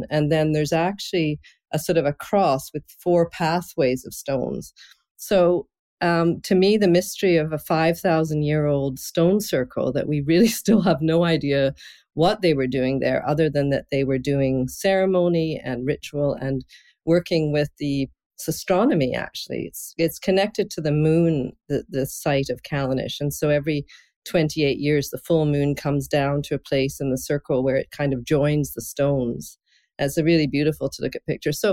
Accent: Scotland, United Kingdom; I'm originally from Scotland, and uh, that's my heritage all the way back

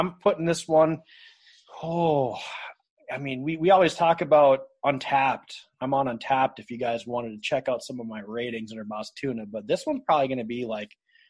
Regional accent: Minnesota, United States; moved away as an adult; now in Iowa, United States; I'm from Minnesota originally, born and raised, and spent most of my life there. I'm a captive of Iowa, if you will.

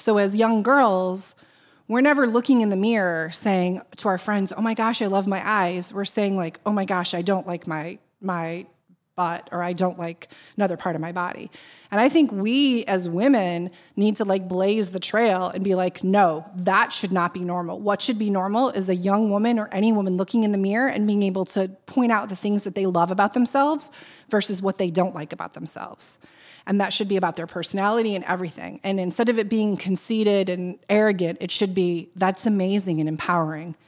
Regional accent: Boston, Massachusetts, United States; I said, "Boston."

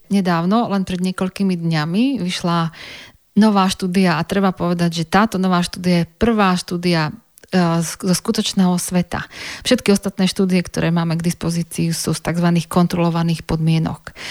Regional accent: Banská Bystrica, Banská Bystrica Region, Slovakia; moved away as an adult; also born or lived in Liverpool, England; v mojom rodnom meste

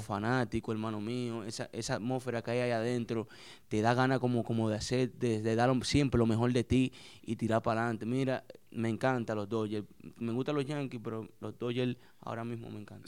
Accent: San Pedro de Macorís, Dominican Republic; also born or lived in New York, United States; San Pedro de Macorís, un pueblo ahí en San Pedro de Macorís, barrio Miramar, donde me crié

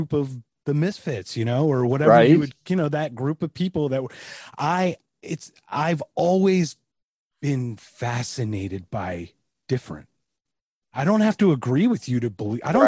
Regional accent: Philadelphia, Pennsylvania, United States; I'm from Philadelphia

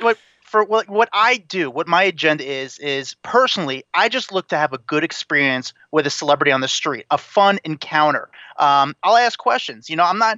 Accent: New Jersey, United States; I'm a nobody from Jersey

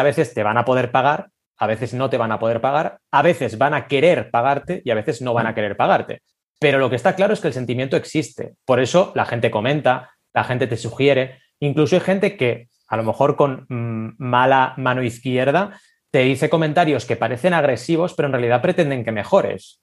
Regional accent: Barcelona, Catalonia, Spain; also born or lived in Argentina; Yo nací en Argentina, ¿vale? y llegué a Barcelona a los ocho años

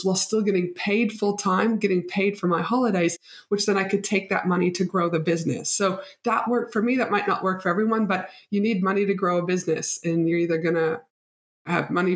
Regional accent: Canada; now in Brisbane, Australia; proud Canadian

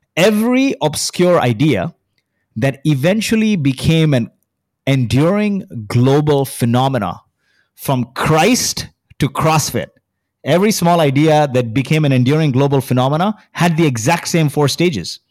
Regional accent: Kuwait; now in Dubai, United Arab Emirates; I was born in Kuwait.

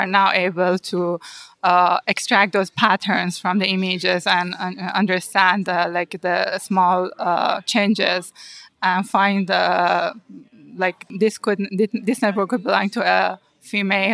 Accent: Iran; moved away as an adult; now in United States; one of the master program at the university in my hometown.

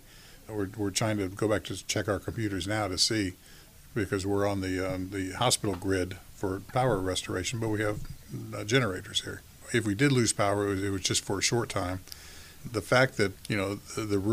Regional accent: Miami, Florida, United States; now in Tampa Bay, United States; I was born and raised in Miami

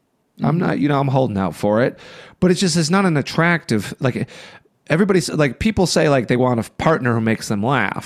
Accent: Chicago, Illinois, United States; now in Los Angeles, United States; I'm a Chicagoan.

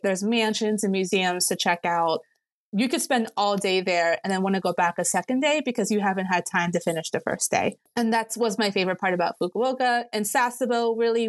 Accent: Pennsylvania, United States; moved away as an adult; now in Japan; I was born and raised in Pennsylvania, um, in middle of Amish country, Pennsylvania

